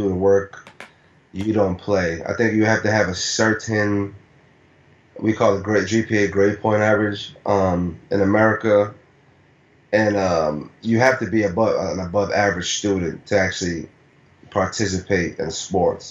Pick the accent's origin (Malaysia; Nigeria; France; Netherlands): Nigeria; moved away; when I was a kid, born and raised in Nigeria